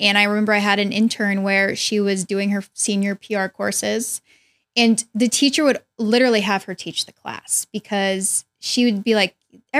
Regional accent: Bay Area, California, United States; I'm from the Bay Area.

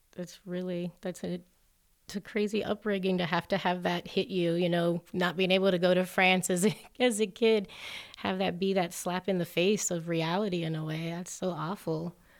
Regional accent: Hialeah, Florida, United States; now in Colorado, United States; Growing up in Hialeah, Florida, the majority language is definitely Spanish

